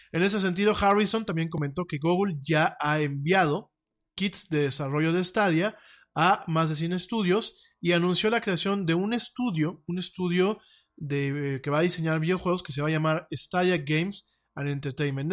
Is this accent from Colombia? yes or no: no; Mexico; como mexicano